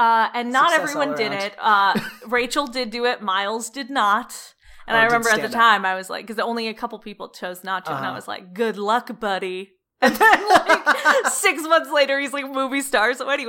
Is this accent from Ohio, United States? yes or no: yes; Cleveland, Ohio, United States; So I'm originally from Cleveland, Ohio.